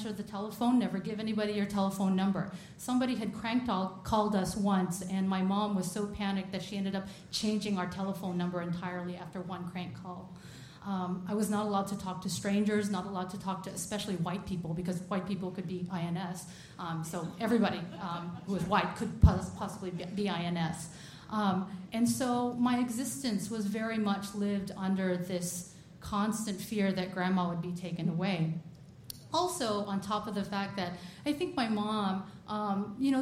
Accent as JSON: {"language": "English", "country": "United States", "tie": "born or raised there", "said": "born and raised in America"}